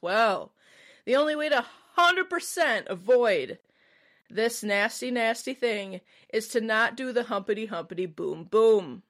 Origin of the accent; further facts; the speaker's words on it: Midwest, United States; I'm from the Midwest